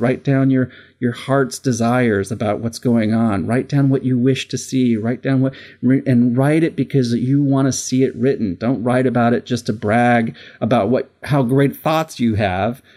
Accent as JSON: {"language": "English", "town": "Simi Valley", "region": "California", "country": "United States", "tie": "born or raised there", "said": "I grew up in this really tiny little town called Simi Valley, California"}